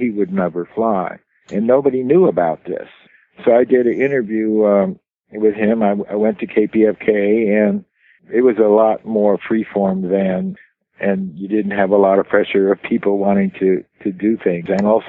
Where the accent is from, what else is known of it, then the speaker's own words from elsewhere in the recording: Los Angeles, California, United States; I was born in Los Angeles in California Hospital